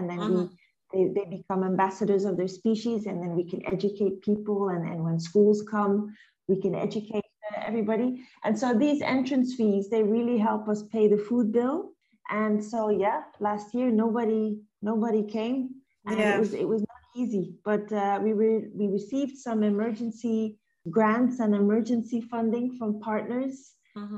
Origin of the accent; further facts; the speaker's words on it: Belgium; moved away as an adult; also born or lived in Antwerp; now in Liberia; I'm from Belgium